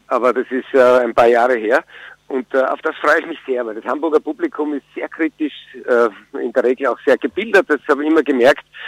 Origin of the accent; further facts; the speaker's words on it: Styria, Austria; also born or lived in Vienna; now in Burgenland, Austria; Ich bin eigentlich Steirer